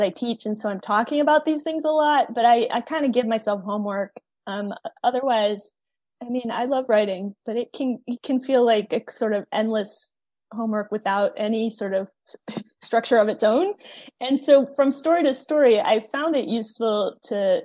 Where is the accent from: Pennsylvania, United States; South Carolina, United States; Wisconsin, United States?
Pennsylvania, United States; outside Philadelphia; I grew up outside Philadelphia in the suburbs